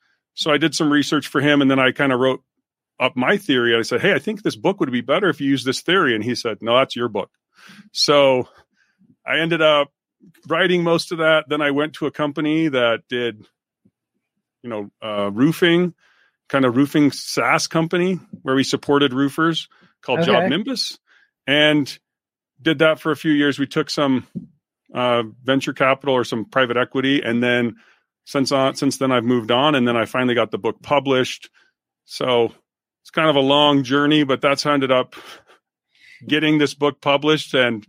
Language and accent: English; Utah, United States; I grew up in Utah, you know, great outdoorsy stuff.